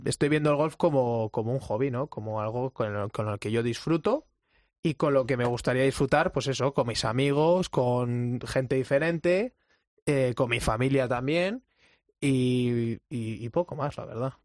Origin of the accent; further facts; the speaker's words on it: Madrid, Community of Madrid, Spain; also born or lived in St. Louis, Missouri; yo soy aquí de Madrid